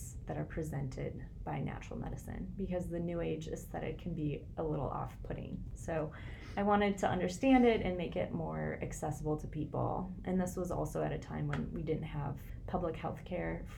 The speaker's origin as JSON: {"language": "English", "region": "rural Minnesota", "country": "United States", "tie": "born or raised there", "also_born_or_lived": "Portland, Oregon", "moved": "as an adult", "said": "I grew up in Minnesota, rural Minnesota, about an hour north of here."}